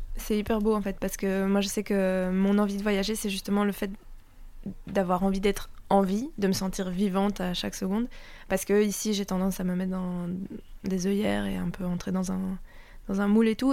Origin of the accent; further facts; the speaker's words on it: Belgium; je me sens chez moi en Italie, mais pas chez moi parce que socialement, ben, je suis belge.